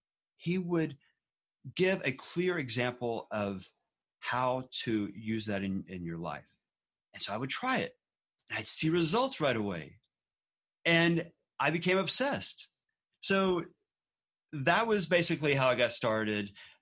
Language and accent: English; Galveston, Texas, United States; Anyway, so we grew up out there in Galveston, Texas, and Galveston is actually also near the NASA Johnson Space Center.